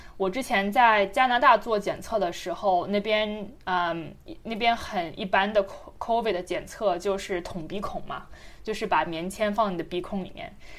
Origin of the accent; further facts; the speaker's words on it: China; moved away; 虽然是在中国长大的